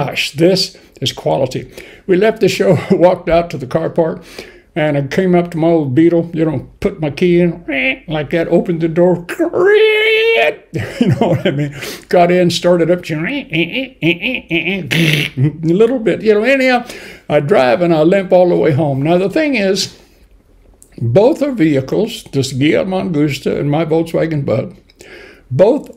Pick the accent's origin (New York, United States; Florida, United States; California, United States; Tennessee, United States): California, United States; Bakersfield; moved away as an adult; now in United Kingdom; I'm from Bakersfield, California, which is in the San Joaquin Valley